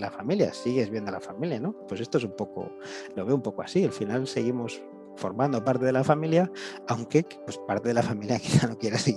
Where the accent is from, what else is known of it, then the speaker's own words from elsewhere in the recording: Galicia, Spain; gallego sí.